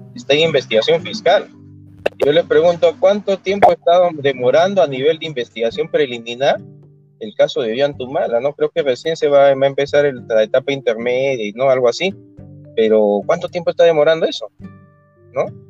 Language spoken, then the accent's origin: Spanish; Peru; como todo peruano